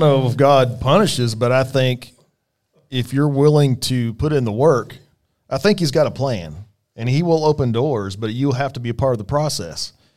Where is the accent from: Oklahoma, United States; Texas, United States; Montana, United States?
Oklahoma, United States; Bartlesville; moved away; I'm from Bartlesville